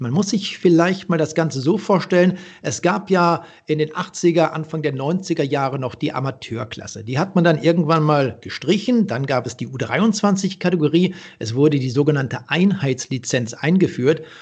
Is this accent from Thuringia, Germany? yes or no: no; the region around Freiburg, Emmendingen, Reute, Baden-Württemberg, Germany; dort, wo ich groß geworden bin, äh, in der Region um Freiburg, Emmendingen, Reute